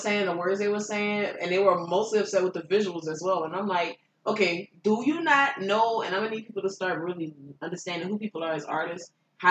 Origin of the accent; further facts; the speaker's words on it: New Orleans, Louisiana, United States; Period. And we from New Orleans.